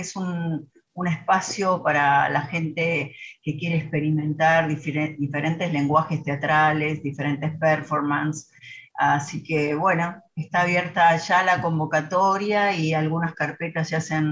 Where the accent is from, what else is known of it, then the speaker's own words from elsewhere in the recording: Monterrey, Nuevo León, Mexico; Divierto mucho conmigo. Soy regia, ¿eh?